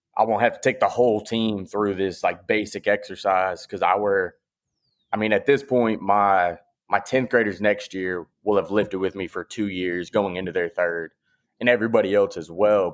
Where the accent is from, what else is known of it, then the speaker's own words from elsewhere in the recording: Clayton County, Georgia, United States; I'm from Clayton County, Georgia. I went to Lovejoy High School